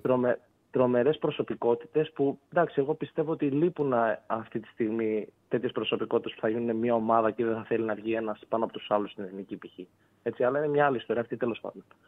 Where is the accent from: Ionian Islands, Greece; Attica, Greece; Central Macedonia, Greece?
Ionian Islands, Greece; Corfu; είμαι από Κέρκυρα